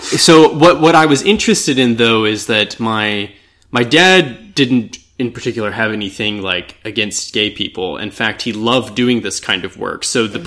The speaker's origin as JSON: {"language": "English", "region": "Texas", "country": "United States", "tie": "born or raised there", "said": "growing up in Texas"}